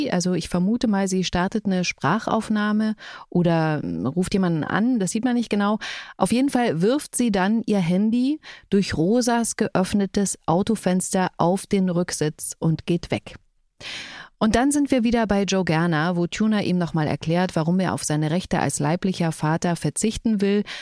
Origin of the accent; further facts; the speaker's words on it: Saxony, Germany; born there; Aber sächsisch, also ich finde jetzt, ich komme ja tatsächlich gebürtig aus Sachsen.